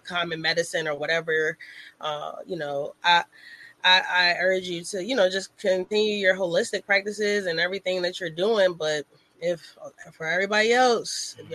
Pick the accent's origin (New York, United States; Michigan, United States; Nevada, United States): New York, United States; New York City; also born or lived in Hampton Roads, Virginia; now in Virginia, United States; I grew up partially in Brooklyn